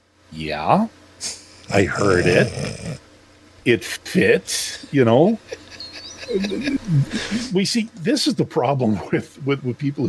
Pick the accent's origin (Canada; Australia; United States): Canada; I'm from Canada.